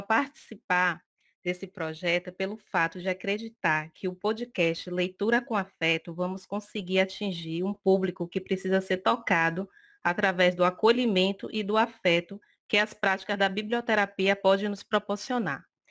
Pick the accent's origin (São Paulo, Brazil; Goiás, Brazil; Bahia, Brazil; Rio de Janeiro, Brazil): Bahia, Brazil; Salvador; sou de Salvador